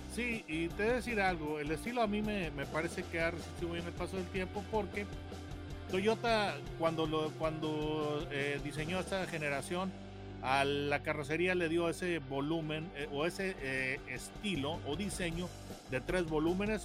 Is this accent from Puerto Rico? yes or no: no; Mexico; yo como mexicano